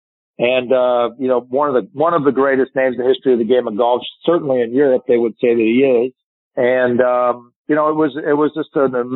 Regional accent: Pittsburgh, Pennsylvania, United States; I'm from Pittsburgh. So, you know, we drink beer

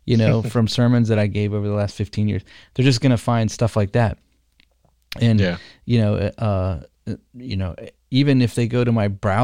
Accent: United States; we're American

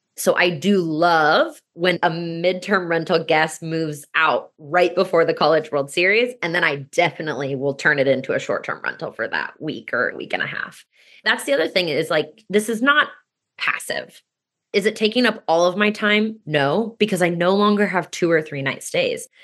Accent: Kansas City, United States; also born or lived in New Zealand; now in Omaha, United States; I grew up in Kansas City.

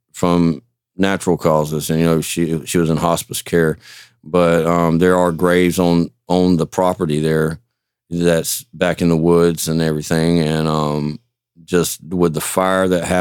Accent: Knoxville, Georgia, United States; moved away; my hometown of Knoxville, Roberta, Crawford County area, in my hometown

